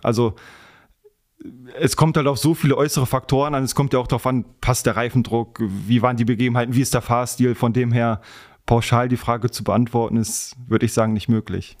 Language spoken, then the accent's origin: German; Wegberg, North Rhine-Westphalia, Germany; also born or lived in Essen; now in Fichtenberg, Germany; Ich bin in Essen geboren, komme ursprünglich aus Heinsberg, Wegberg, so die Ecke, aber wohne jetzt seit ein paar Jahren in Fichtenberg